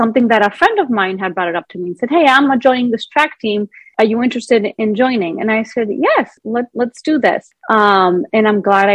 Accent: Greece; also born or lived in Rhode Island, United States; they decided to move us back to Greece at a young age when I was about 6 years old.

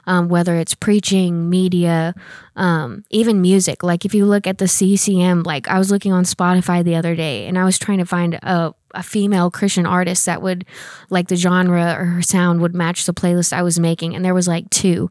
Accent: Oklahoma, United States; moved away as an adult; now in Oklahoma City, United States; I'm originally from a very small town. I'm in Oklahoma. Um, I grew up there my whole life

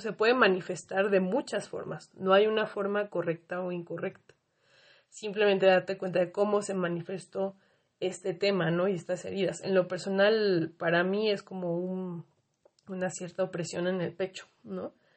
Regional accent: Mexico; las heridas colectivas que tenemos como mexicanos

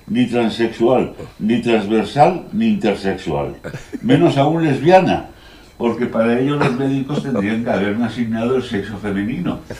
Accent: Madrid, Community of Madrid, Spain; born there; Nací en el Sanatorio de San Francisco de Asís de Madrid

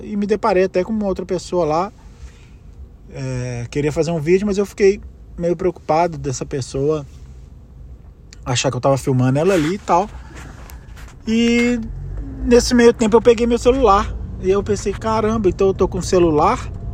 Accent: Brazil; first language Portuguese; moved away as an adult; eu sou brasileiro, esse é meu país, essa é minha língua

